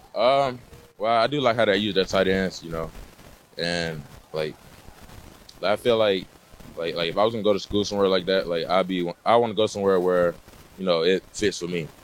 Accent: Alabama, United States; now in Texas, United States; I'm originally from Alabama

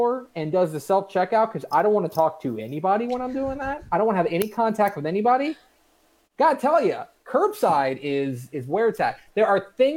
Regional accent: Texas, United States; I love my home state.

